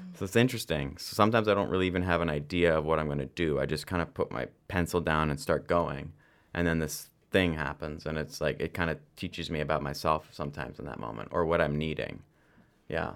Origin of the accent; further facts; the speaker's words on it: London, Ontario, Canada; I was born in London, Ontario